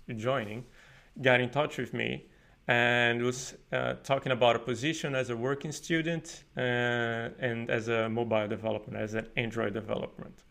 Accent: Paraíba, Brazil; moved away as an adult; now in Sweden; I'm from Paraíba, which is northeast of Brazil, and I study computer science there

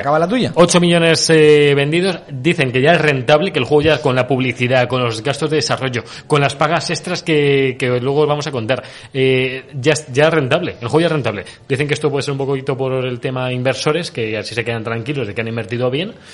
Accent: Spain; somos más de Sony en España

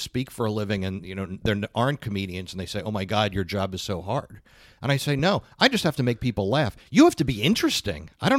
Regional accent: United States; as an American

